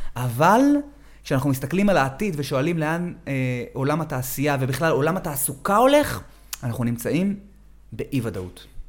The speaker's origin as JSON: {"language": "Hebrew", "town": "Herzliya", "region": "Central District", "country": "Israel", "tie": "born or raised there", "moved": "as an adult", "lives_now": "Negev, Israel", "said": "אני גדלתי באזור המרכז, לפני 20 שנה הגרתי לנגב, אבל כבר היום בעיר הולדתי, הרצליה"}